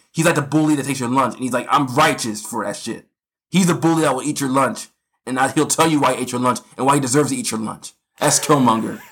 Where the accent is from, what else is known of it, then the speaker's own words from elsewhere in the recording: United States; being American